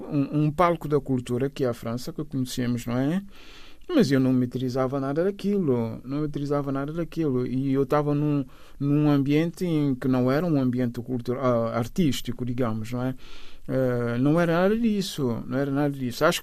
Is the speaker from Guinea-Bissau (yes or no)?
yes; Bissau, Guinea-Bissau; also born or lived in São Domingos, Guinea-Bissau / Cacheu, Guinea-Bissau; Bissau, onde, onde cresci, a, a minha, o resto da minha infância eram umas idas e vindas entre Cacheu, a Terra do Mar, e, e, e Bissau. Fiz a, mi, a, a, a minha juventude e uh, em Bissau, o resto dos estudos foram ali em Bissau.